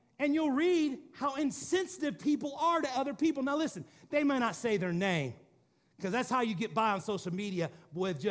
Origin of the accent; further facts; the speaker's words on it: Missouri, United States; I'm from Missouri